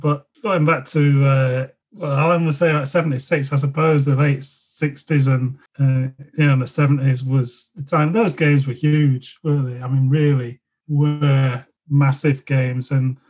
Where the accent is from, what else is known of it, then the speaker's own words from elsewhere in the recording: England, United Kingdom; moved away as an adult; now in Scotland, United Kingdom; Although I'm English and I want England to win, you know, I spent most of my adult life in Scotland